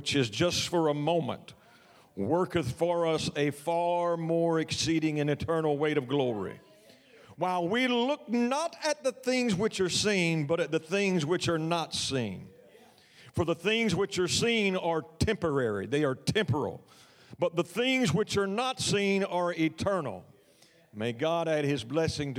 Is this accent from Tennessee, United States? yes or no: no; Texas, United States; my home state in Texas